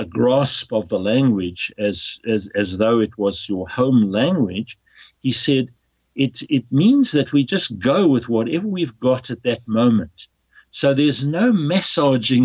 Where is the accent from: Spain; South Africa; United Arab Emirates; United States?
South Africa; moved away as an adult; also born or lived in Netherlands; being a South African and English speaking